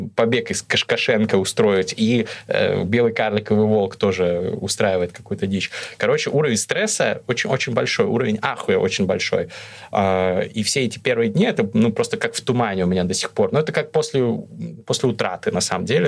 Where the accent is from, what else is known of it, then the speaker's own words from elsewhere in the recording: Russia; moved away as an adult; also born or lived in Kazakhstan / Moscow, Russia; now in Istanbul, Turkey; Я родился в Казахстане, но когда было мне несколько месяцев, мы с семьей переехали в Россию